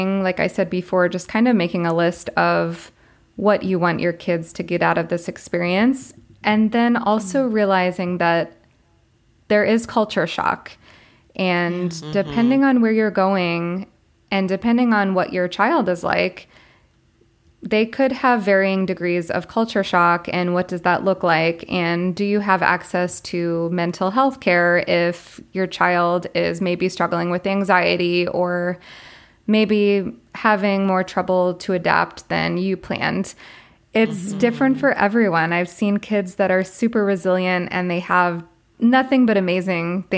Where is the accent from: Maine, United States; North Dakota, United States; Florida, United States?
Florida, United States; moved away as an adult; also born or lived in Colombia / Korea / China; I'm from Florida